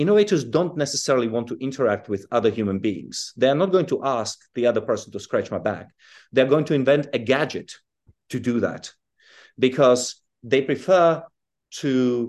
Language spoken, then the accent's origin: English; Czechia; also born or lived in South Africa / United Kingdom; well, I was born in Europe, but I grew up in Czechoslovakia and in South Africa and then in Britain.